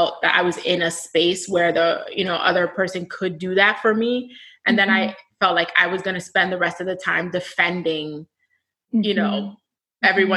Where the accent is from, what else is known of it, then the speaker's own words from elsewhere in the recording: United States; My family is from the States. We're Black American